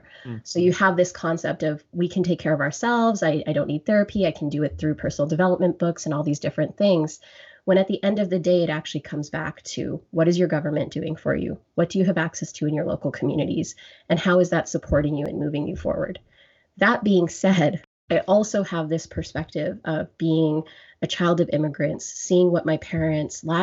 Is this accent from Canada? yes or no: yes; Grande Prairie, Alberta, Canada; now in Ottawa, Canada; And I am born and raised in Alberta, from Grand Prairie, Alberta. I'm now in Ontario, in Ottawa